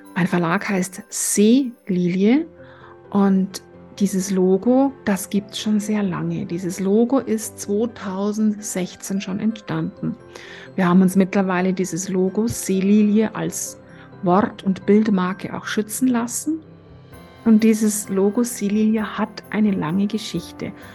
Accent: Tegernsee, Bavaria, Germany; also born or lived in Florence; Und ich bin gebürtige Tegernseherin

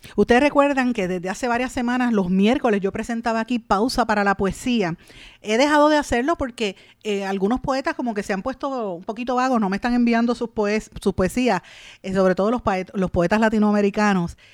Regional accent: Puerto Rico; nosotros como puertorriqueños

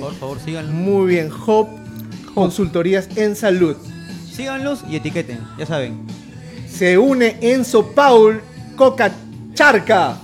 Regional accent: Lima, Peru; tres lugares anecdóticos para mí en mi adolescencia, acá en San Miguel, San Miguel Lima

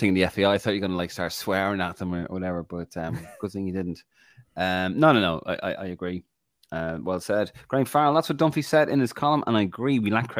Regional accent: Ireland; I'm an Irish rugby fan. Remember the 1990s rugby? Irish rugby was horrible. Now we were great.

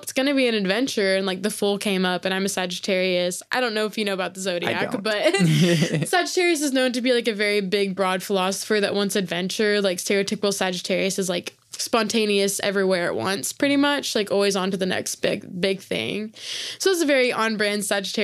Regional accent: Oklahoma, United States; born or raised there

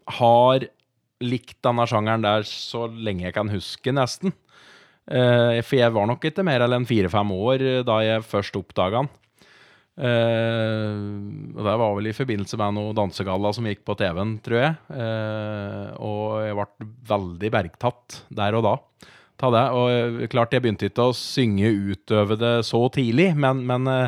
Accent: Moelv, Innlandet, Norway; also born or lived in Raufoss; jeg bor jo i Moelven og er oppvokst inn

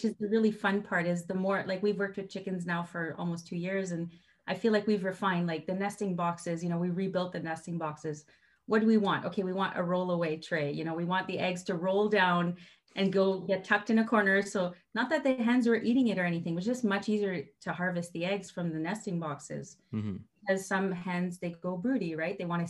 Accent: Canada; I'm French Canadian, so I do come from a family where, you know, my grandmother had like 14 kids.

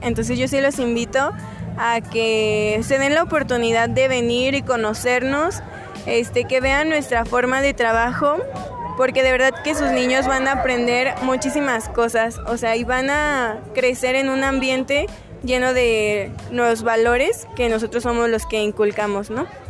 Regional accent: Dolores Hidalgo, Guanajuato, Mexico; yo soy de aquí de Dolores

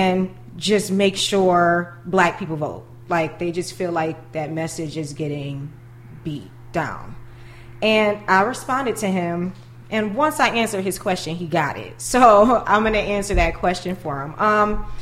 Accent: Buffalo, New York, United States; growing up in Buffalo

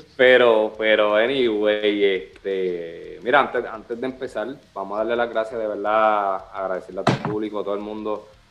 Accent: Puerto Rico; accent: Boricua; Nosotros tenemos un acento, el boricua, tenemos un acento

